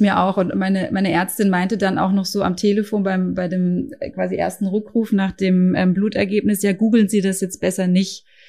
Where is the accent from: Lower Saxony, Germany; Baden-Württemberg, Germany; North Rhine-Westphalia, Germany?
Baden-Württemberg, Germany; Karlsruhe; Ich komme aus Karlsruhe